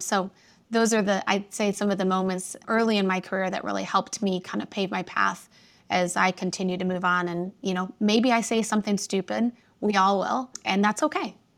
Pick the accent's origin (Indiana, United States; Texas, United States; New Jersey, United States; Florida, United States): Indiana, United States; moved away as an adult; now in Chicago, United States; I was raised about an hour outside of Chicago in a small town in Indiana, right on Lake Michigan